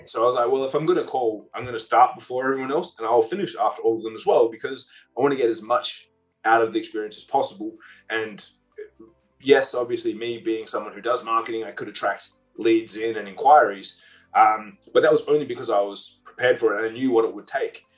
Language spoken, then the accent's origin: English; Perth, Western Australia, Australia; I was from Perth